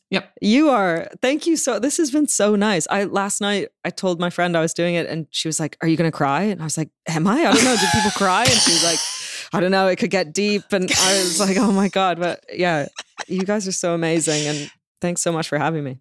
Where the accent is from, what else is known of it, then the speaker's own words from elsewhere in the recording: Toronto, Ontario, Canada; moved away as an adult; also born or lived in London, United Kingdom; now in Los Angeles, United States; I grew up in Toronto